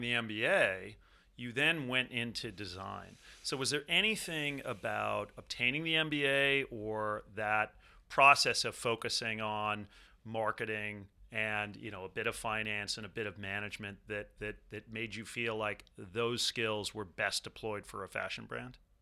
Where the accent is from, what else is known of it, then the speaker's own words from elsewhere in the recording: Southern California, United States; I'm from Southern California